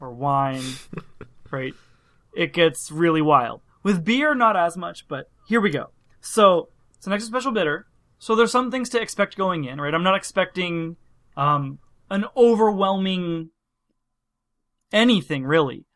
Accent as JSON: {"language": "English", "region": "Pennsylvania", "country": "United States", "moved": "yes", "said": "I'm from Pennsylvania. We pronounce everything a little strange."}